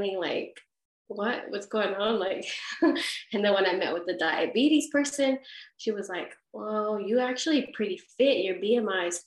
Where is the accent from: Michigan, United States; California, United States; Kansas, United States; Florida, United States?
California, United States; now in Perth, Australia; I'm from California